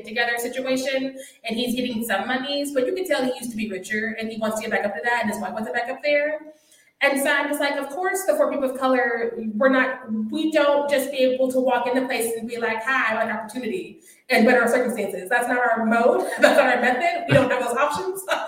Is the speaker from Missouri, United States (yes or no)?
yes; Missouri, United States; I'm from Missouri